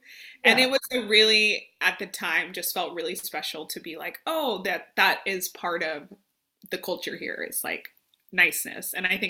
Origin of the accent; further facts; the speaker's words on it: Las Vegas, Nevada, United States; moved away as an adult; also born or lived in Phoenix, Arizona / Minneapolis, Minnesota; now in Arkansas, United States; I'm here in Arkansas by way of Minnesota, but I'm originally from Vegas, and like trying to kind of give that history. But yeah, I moved to Minneapolis, Minnesota in 2015. to go to grad school.